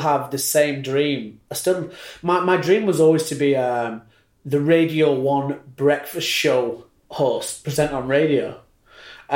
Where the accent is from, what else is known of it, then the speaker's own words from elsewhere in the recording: Read, North West England, United Kingdom; also born or lived in Burnley; now in Australia; I was born in Burnley, and I grew up in a place called Reed, which is about 25 minutes outside of Burnley, about 40 minutes outside of Manchester